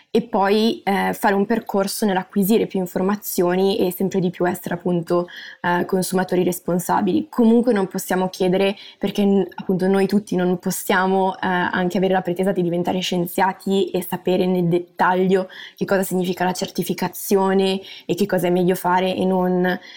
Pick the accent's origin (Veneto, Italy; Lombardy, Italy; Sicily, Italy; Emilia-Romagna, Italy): Lombardy, Italy; Milan; moved away as an adult; now in Netherlands; io sono nata e cresciuta a Milano